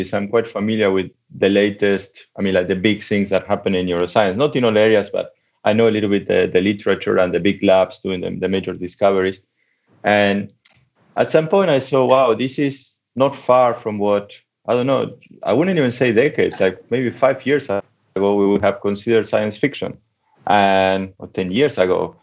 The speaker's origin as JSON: {"language": "English", "country": "Argentina", "also_born_or_lived": "Germany / United States", "moved": "as an adult", "lives_now": "Leicester, United Kingdom", "said": "I'm from Argentina. So I started studying physics in Argentina"}